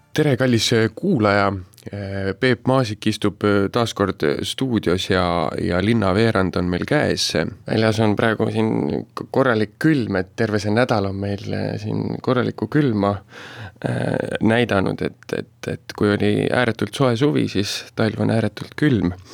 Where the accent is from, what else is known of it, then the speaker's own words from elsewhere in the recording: Viljandi, Viljandi County, Estonia; ma põline viljandlane